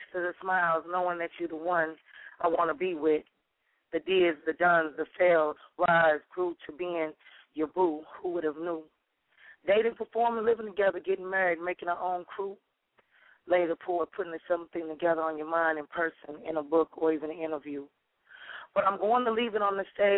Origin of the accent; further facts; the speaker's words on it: Chicago, Illinois, United States; now in Dallas, United States; I'm originally from Chicago, Chi-Town